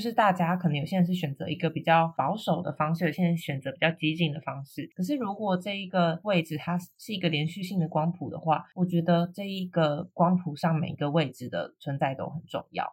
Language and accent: Chinese; Taiwan; 我有身为台湾人的认同啊，这里就是我的家，就是我的根啊，我活得很好